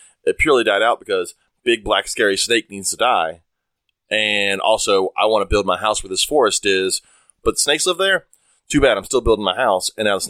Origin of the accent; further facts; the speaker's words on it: Alabama, United States; moved away; I'm originally from Alabama